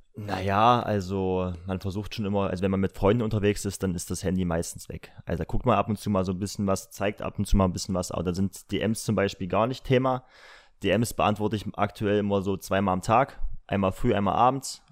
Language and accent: German; Halle, Saxony-Anhalt, Germany; ich komme aus Halle, bin 24 Jahre alt